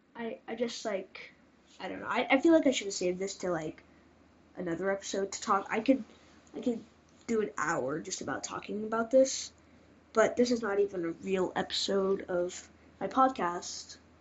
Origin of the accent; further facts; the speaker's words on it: Mesa, Arizona, United States; I'm from Mesa, Arizona